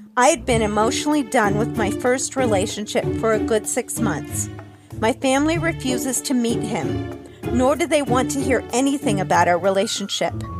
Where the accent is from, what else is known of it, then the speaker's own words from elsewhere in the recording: Ohio, United States; my home state of Ohio